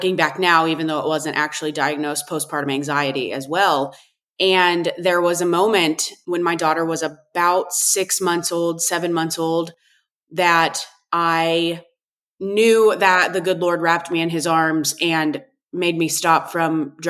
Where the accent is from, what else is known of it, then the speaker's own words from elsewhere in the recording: Northeast Kansas, United States; I was born and raised in Northeast Kansas on a purebred cattle ranch